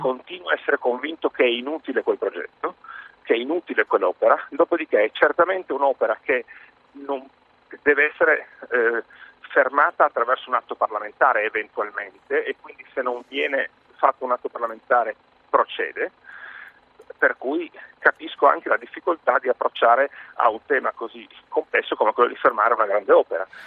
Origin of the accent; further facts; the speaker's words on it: Trieste, Friuli-Venezia Giulia, Italy; sono triestino